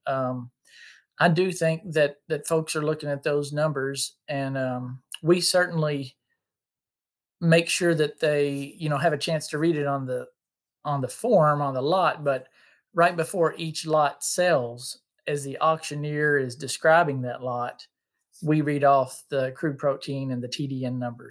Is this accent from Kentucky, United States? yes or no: yes; Bullitt County, Kentucky, United States; I'm from Bullock County, Kentucky, which is, uh, just the next county south of Louisville